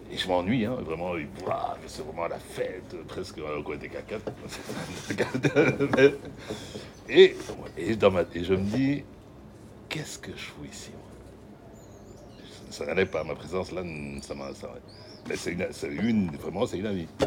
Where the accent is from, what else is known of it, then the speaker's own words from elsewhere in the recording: southern France, France; Je viens de France, j'habite dans, dans, le midi de la France, mon père, etc., euh, etc. Mon père m'a envoyé ici pour faire des études de bande dessinée.